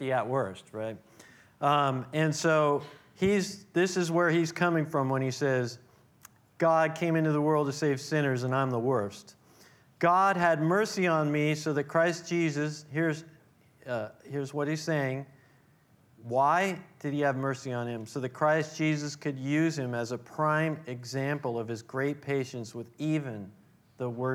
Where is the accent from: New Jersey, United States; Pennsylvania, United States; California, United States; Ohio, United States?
California, United States; Oakland; I was born here in the East Bay, born in Oakland, raised in the East Bay